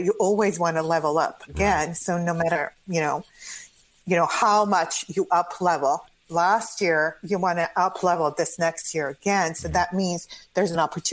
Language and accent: English; Croatia; English is a second language; moved away as an adult; now in United States; I come originally from Croatia. I came to the United States when I was 20.